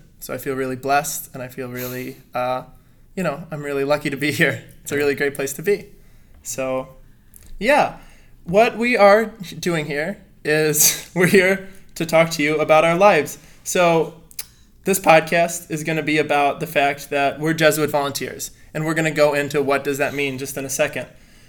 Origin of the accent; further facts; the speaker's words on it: Port Washington, Wisconsin, United States; moved away as an adult; also born or lived in De Pere, Wisconsin; now in Detroit, United States; So, I am from Port Washington, Wisconsin. Most people don't know where that is, but it's a little bit north of Milwaukee. So, We've got that big city. And I live right on Lake Michigan.